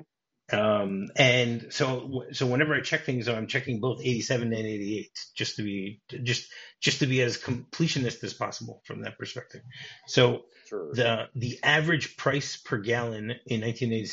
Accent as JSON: {"language": "English", "town": "Detroit", "region": "Michigan", "country": "United States", "tie": "born or raised there", "moved": "yes", "lives_now": "Israel", "said": "I grew up in Detroit"}